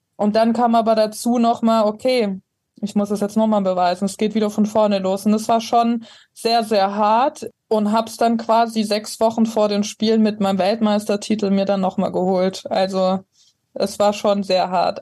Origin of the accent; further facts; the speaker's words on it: Ravensburg, Baden-Württemberg, Germany; moved away; Also ich komme ursprünglich aus Ravensburg, ist am Bodensee ganz unten.